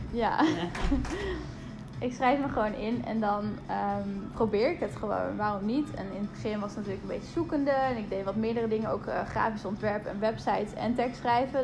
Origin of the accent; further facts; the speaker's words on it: Friesland, Netherlands; Ik kom uit Friesland